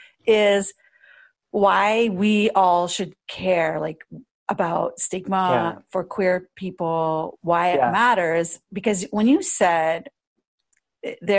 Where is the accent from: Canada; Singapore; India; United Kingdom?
Canada; Port Elgin, Ontario; moved away as an adult; now in Toronto, Canada; Port Elgin on Lake Huron.